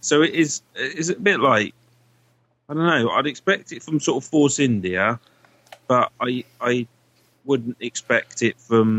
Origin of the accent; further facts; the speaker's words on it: United Kingdom; we're British